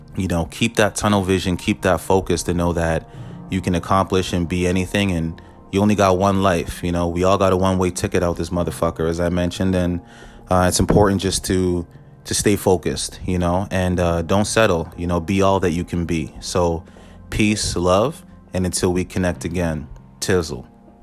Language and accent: English; Canada; I'm Canadian